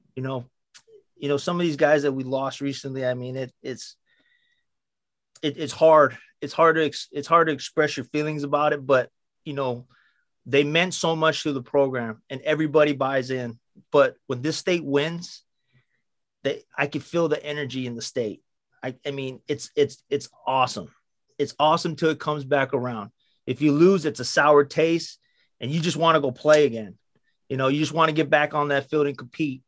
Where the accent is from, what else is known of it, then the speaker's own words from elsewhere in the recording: Waipio Gentry, Hawaii, United States; I was born in Waipio Gentry, uh, raised in Waipio Gentry, born in the same hospitals with everybody, you know, at Kapiolani.